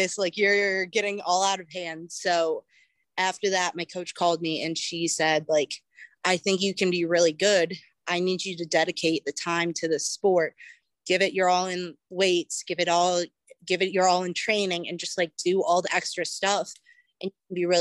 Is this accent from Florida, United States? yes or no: no; Cleveland, Ohio, United States; I am originally from Cleveland, Ohio. I started doing track in elementary school.